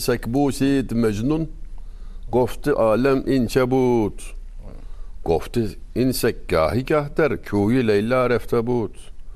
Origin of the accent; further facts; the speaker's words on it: Denizli, Turkey; Denizliliyim ben.